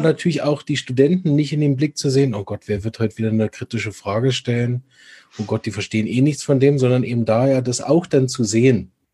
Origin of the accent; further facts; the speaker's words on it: Berlin, Germany; aus Berlin, meiner Heimatstadt.